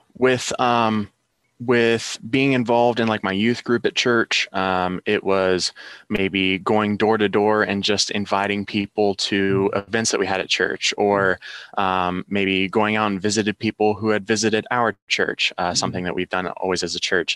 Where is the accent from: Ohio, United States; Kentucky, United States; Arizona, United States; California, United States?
Ohio, United States; Logan; I am from Logan, Ohio, born and raised